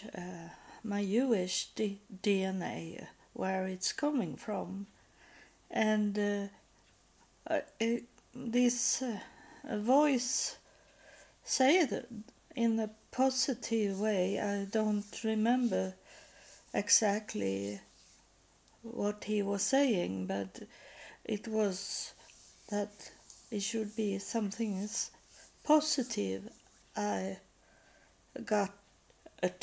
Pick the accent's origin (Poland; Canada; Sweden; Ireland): Sweden; I am born into the Lutheran Church because I was born in Sweden